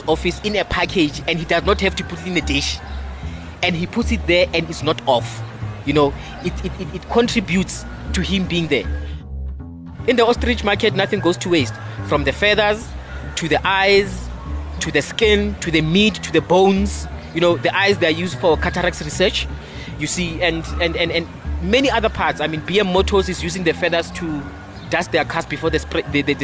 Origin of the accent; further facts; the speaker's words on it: Soweto, Gauteng, South Africa; also born or lived in Tzaneen, Limpopo; born and bred in Soweto, Orlando West specifically